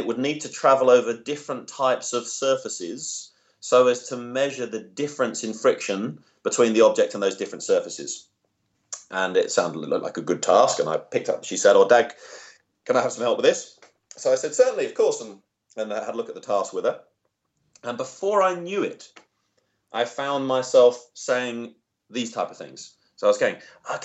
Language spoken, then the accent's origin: English; England, United Kingdom; now in Australia; I'm English originally